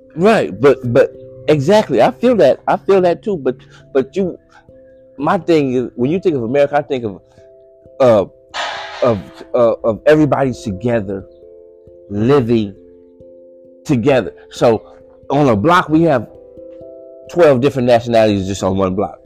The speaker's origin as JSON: {"language": "English", "town": "Los Angeles", "region": "California", "country": "United States", "said": "I'm from Los Angeles"}